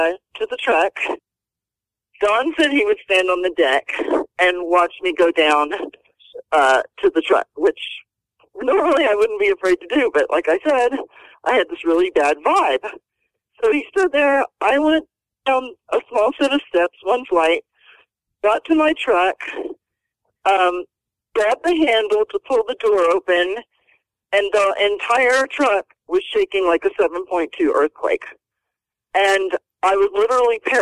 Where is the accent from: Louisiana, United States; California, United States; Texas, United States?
Texas, United States; Houston; also born or lived in Lufkin, Texas; I grew up in Houston. I was a rodeo cowgirl